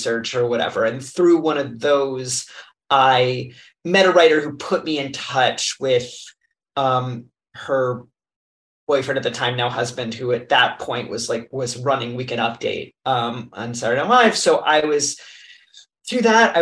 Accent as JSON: {"language": "English", "region": "New Jersey", "country": "United States", "tie": "born or raised there", "said": "I'm from New Jersey. And so when I would go into New York City as a teenager"}